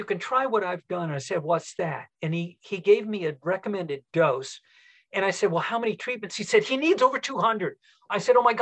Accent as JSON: {"language": "English", "region": "Southern California", "country": "United States", "tie": "born or raised there", "also_born_or_lived": "Denver, Colorado", "moved": "yes", "said": "I grew up in Southern California and had a home in Denver for years"}